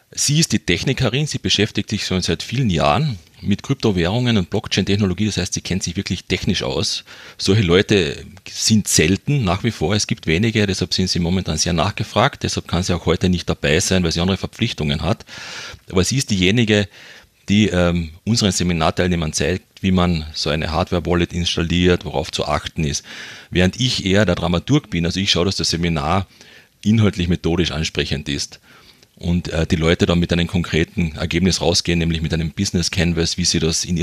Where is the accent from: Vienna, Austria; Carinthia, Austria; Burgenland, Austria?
Carinthia, Austria; accent: Carinthian; ich bin ein Kärntner, man hört es beim Dialekt vielleicht ein bisschen.